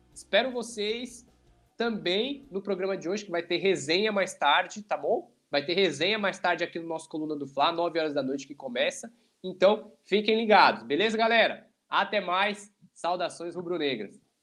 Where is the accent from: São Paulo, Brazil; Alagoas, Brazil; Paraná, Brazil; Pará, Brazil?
Alagoas, Brazil; sou alagoano.